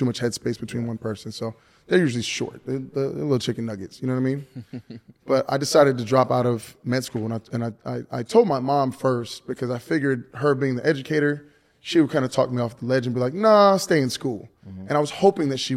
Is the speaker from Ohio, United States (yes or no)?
no; Miami, Florida, United States; We're from Miami